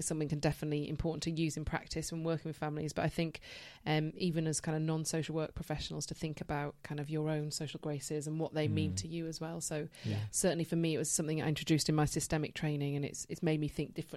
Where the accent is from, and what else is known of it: Leeds, Yorkshire and the Humber, United Kingdom; born or raised there